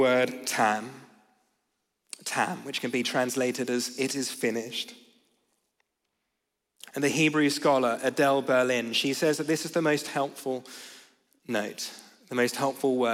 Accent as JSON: {"language": "English", "country": "Australia", "said": "I'm from Australia"}